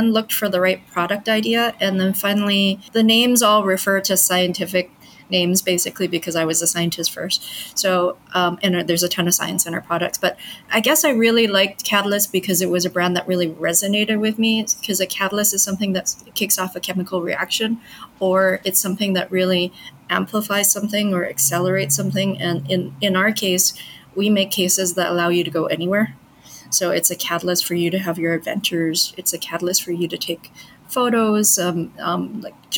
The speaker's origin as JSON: {"language": "English", "town": "Vancouver", "region": "British Columbia", "country": "Canada", "tie": "born or raised there", "also_born_or_lived": "Montreal", "moved": "as an adult", "lives_now": "Hong Kong", "said": "I grew up in Canada, but I was born in Hong Kong. I pretty much am very Canadian, though. So we moved when I was really young. And I studied there. I did my undergrad in biochemistry in Vancouver, my hometown."}